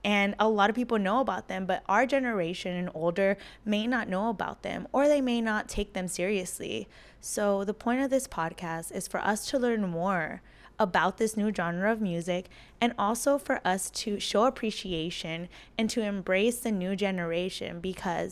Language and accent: English; United States; we did grow up in the United States. A lot of us Latinx Americans have grown up in this space